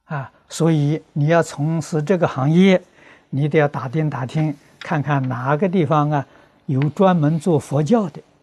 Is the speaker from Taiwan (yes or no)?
no; China; 我们中国人